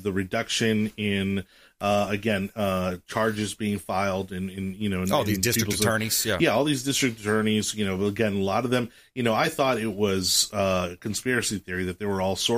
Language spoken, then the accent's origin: English; Miami, Florida, United States; I grew up in Miami, very socially liberal